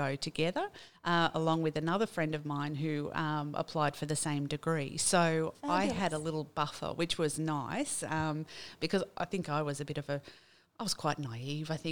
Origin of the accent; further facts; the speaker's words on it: Taree, New South Wales, Australia; I grew up in Taree, and I'm a graduate of Manning Gardens and Wingham High School